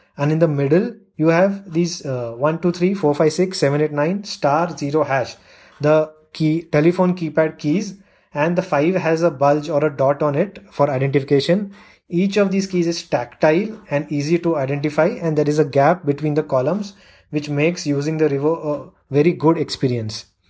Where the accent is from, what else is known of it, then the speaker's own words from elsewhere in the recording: India; I'm from India